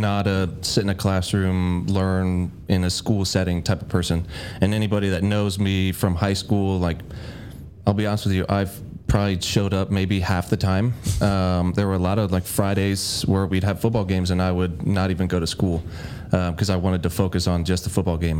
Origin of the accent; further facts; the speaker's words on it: Bellevue, Nebraska, United States; I was born in Bellevue, Nebraska